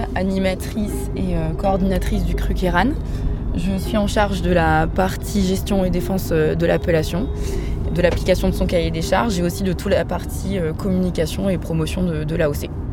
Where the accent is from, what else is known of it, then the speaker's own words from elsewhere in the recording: Alsace, Grand Est, France; moved away as an adult; now in Cairanne, France; Je suis originaire d'Alsace